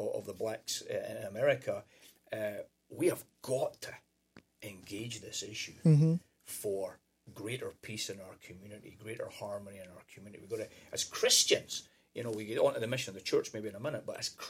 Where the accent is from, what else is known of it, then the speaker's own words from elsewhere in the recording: Scotland, United Kingdom; moved away as an adult; now in United States; growing up in Scotland